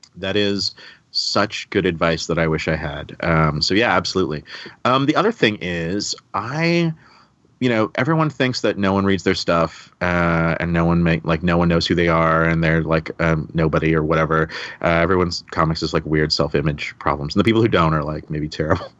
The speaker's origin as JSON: {"language": "English", "country": "Canada", "tie": "born or raised there", "also_born_or_lived": "Toronto", "said": "growing up in Canada."}